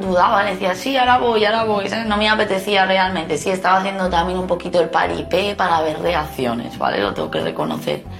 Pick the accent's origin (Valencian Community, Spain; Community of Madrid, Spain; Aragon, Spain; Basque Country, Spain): Valencian Community, Spain; Benidorm; yo soy una choni de Benidorm